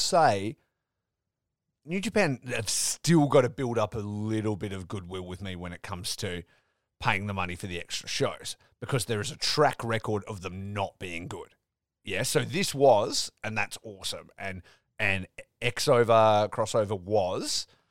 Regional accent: Perth, Western Australia, Australia; these are these are my people, right? You'd think I'm a podcaster from Perth

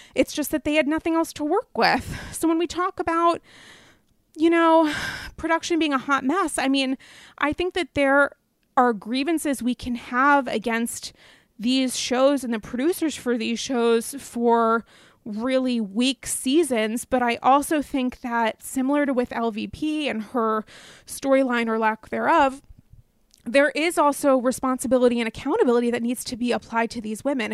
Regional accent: the East / the North, Northeast, United States; I'm from the East. Um, I'm a Northerner.

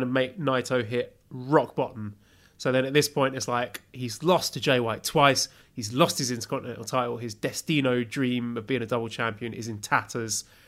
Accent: United Kingdom; I'm British.

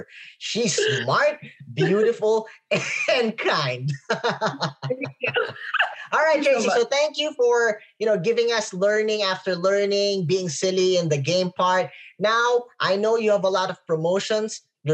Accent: Philippines; I am a Filipino

